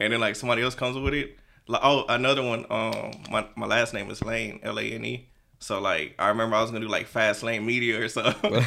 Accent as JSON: {"language": "English", "town": "Houston", "region": "Texas", "country": "United States", "said": "I'm from Houston. Um, I'm on the nor-, from the north side"}